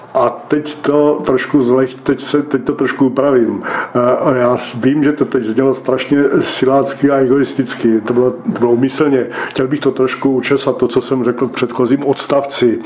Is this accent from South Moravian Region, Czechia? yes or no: yes; Brno, South Moravian Region, Czechia; now in Břeclav District, Czechia; Já prostě jsem vyrůstal v Brně, Husovicích a teďka, teďka žijí na Břeclavsku